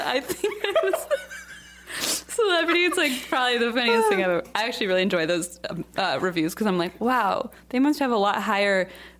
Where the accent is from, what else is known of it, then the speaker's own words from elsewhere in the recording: Cincinnati, Ohio, United States; now in California, United States; I'm from Cincinnati.